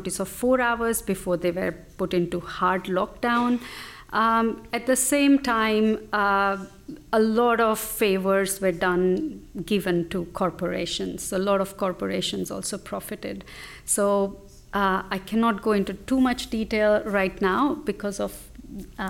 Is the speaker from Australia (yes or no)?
yes; Australia; I'm from Indian heritage, but am Australian